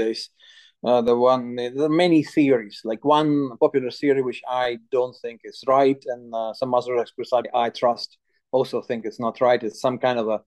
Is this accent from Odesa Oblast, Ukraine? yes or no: yes; Odesa, Odesa Oblast, Ukraine; my hometown of Odessa